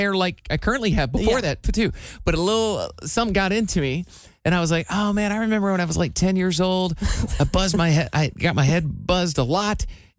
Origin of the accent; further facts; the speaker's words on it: Iowa, United States; moved away; since I moved away from Iowa, my parents have been 6.5 hours away at all times.